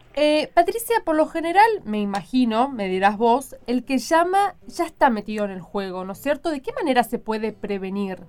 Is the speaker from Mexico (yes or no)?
no; Chaco, Argentina; yo soy chaqueña